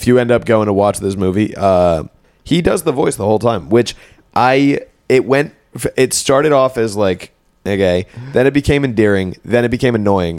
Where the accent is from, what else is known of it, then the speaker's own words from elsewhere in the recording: near White Plains, Westchester, New York, United States; I think there was one for White Plains, which is close to my hometown.